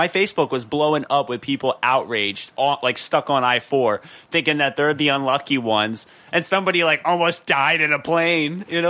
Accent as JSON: {"language": "English", "town": "Philadelphia", "region": "Pennsylvania", "country": "United States", "said": "I'm from Philadelphia."}